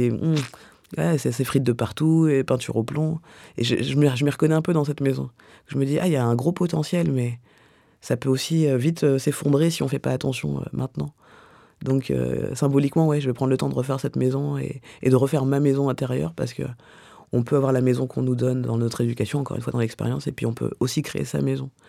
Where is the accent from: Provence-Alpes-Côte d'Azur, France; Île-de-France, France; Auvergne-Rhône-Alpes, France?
Île-de-France, France; Clichy; born there; Alors, je suis née à Clichy, mais j'ai grandi partout.